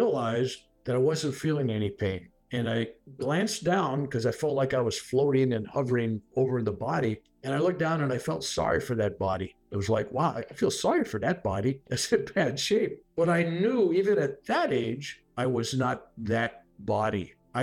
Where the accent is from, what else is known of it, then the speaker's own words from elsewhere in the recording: San Francisco, California, United States; also born or lived in Sunnyvale, California; I was born in San Francisco, California